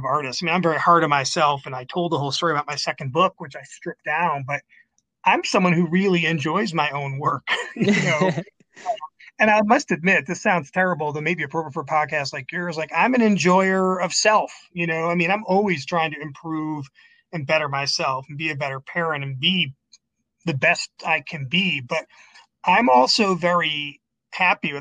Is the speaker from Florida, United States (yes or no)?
no; Binghamton, New York, United States; moved away; my hometown of Binghamton, New York